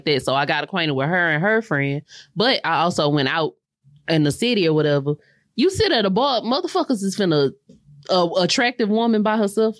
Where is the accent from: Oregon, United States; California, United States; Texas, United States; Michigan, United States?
Texas, United States; Houston; I'm from Houston.